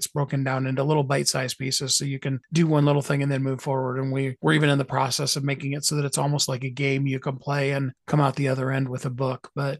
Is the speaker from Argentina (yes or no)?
no; Canada; why would I want to be on New York Times? I'm from Canada.